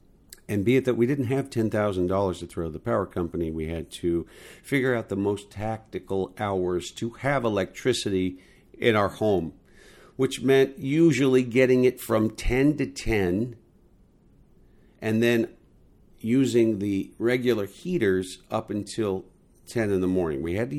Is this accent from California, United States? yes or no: yes; California, United States; the other thing that you got to remember, people, is that I came from California.